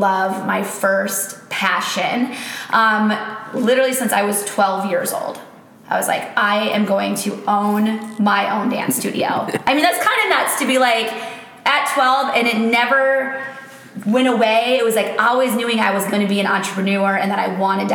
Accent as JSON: {"language": "English", "town": "Amery", "region": "Wisconsin", "country": "United States", "tie": "born or raised there", "moved": "yes", "said": "grew up in a tiny, tiny town called Amory, Wisconsin. On the Minnesota border."}